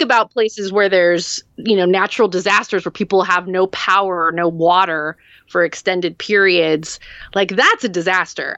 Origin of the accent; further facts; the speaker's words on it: hometown near Santa Cruz, California, United States; The, the drive-in theater in, in my hometown that was closed in the early eighties.